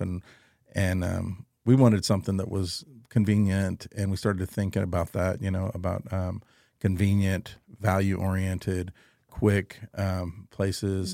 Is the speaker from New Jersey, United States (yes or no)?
no; Cuero, Texas, United States; now in San Antonio, United States; I'm originally from San Antonio. I was raised in Cuero, Texas